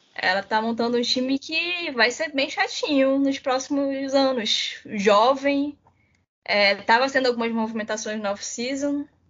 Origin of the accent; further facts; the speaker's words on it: Manaus, Amazonas, Brazil; eu sou de Manaus